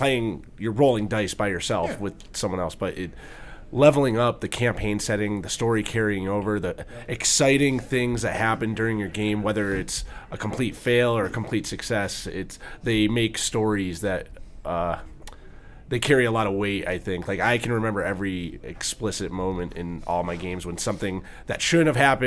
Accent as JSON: {"language": "English", "region": "Massachusetts", "country": "United States", "said": "I am from Massachusetts."}